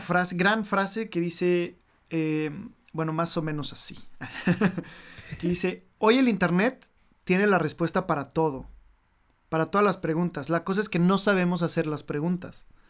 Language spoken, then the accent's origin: Spanish; Mexico City, Mexico; first language Spanish; moved away as an adult; now in Paris, France; yo estuve en México, o sea, soy de México y ahí vivo.